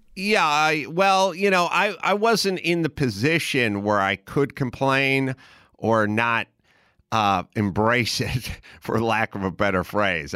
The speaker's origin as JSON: {"language": "English", "town": "Los Angeles", "region": "California", "country": "United States", "tie": "born or raised there", "also_born_or_lived": "Wisconsin", "said": "I was basically born in Los Angeles"}